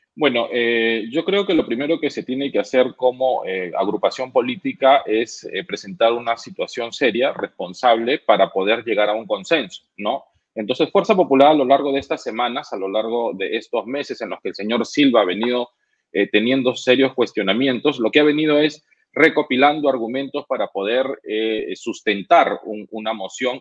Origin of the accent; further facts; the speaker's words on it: Peru; como peruanos y como y como gente que quiere trabajar por el Perú